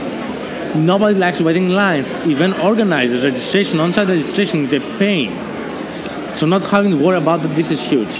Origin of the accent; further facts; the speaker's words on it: Greece; I was born and raised in Greece